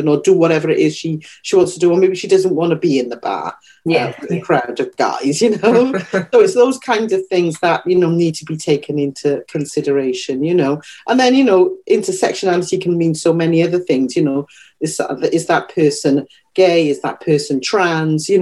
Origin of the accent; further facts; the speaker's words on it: Wales, United Kingdom; moved away; I am black and I am Welsh. I'm from Wales